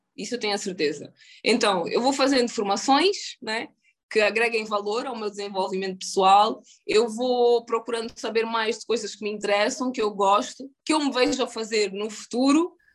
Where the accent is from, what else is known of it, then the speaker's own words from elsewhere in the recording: Luanda, Luanda Province, Angola; moved away as an adult; also born or lived in United States; Em relação à minha infância em Angola